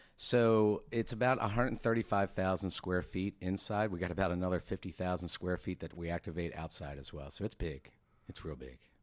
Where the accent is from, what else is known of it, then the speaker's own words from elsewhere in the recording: Maryland, United States; now in Norfolk, United States; I'm originally from Maryland